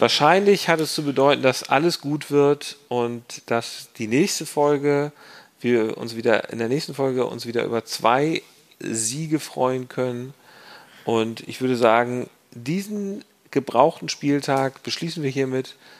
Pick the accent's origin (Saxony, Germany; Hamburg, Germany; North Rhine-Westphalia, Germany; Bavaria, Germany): Hamburg, Germany; als Hamburger